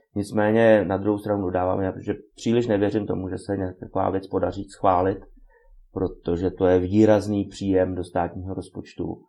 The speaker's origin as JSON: {"language": "Czech", "country": "Czechia"}